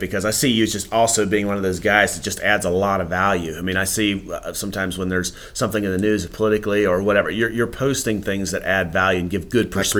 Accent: Campbell County, Virginia, United States; also born or lived in Waynesboro, Virginia; I grew up in Campbell County. I was born actually in Waynesboro and moved down to my family moved when I was 5 years old to Campbell County. I grew up on a dairy farm.

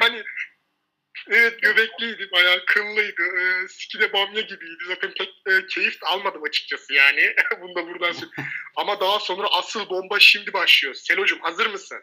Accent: Istanbul, Turkey; also born or lived in a village (unnamed); köyde büyüdüm. Babam annem ilgilenmezdi. Daha sonra biz İstanbul Ataşehir'e taşındık.

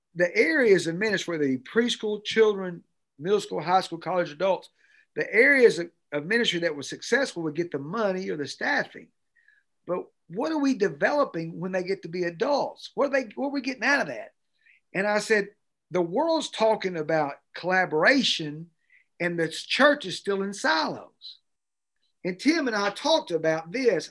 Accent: Cleveland, Tennessee, United States; moved away as an adult; also born or lived in Fort Lauderdale, Florida / Knoxville, Tennessee; I grew up in Cleveland, Tennessee

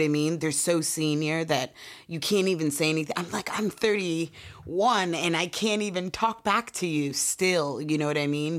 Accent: Portland, Oregon, United States; We're from Portland, Oregon

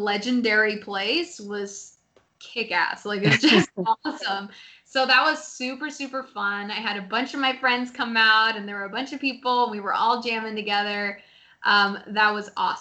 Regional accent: Seattle, Washington, United States; I grew up in Seattle. And I lived, like, specifically in the Bothell area

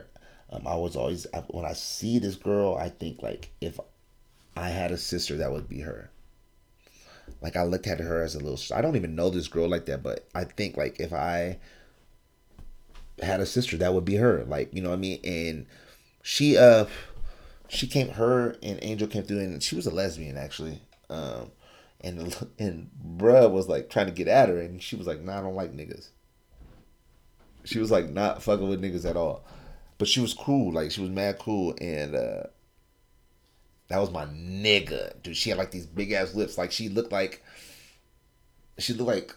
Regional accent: California, United States; I'm from California

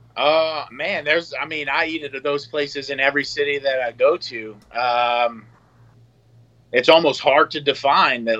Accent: Louisiana, United States; moved away as an adult; also born or lived in New York City; I'm from Louisiana

